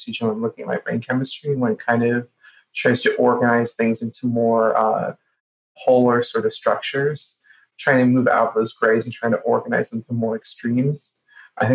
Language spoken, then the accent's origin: English; Boca Raton, Florida, United States; I grew up in Boca Raton